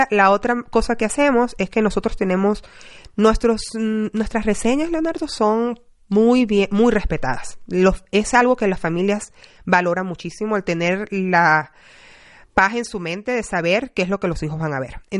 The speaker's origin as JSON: {"language": "Spanish", "country": "Venezuela", "moved": "yes", "lives_now": "United States", "said": "yo orgullosamente latina y yo soy venezolana, pero tengo 20 años fuera y, bueno, vivo en muchos lugares."}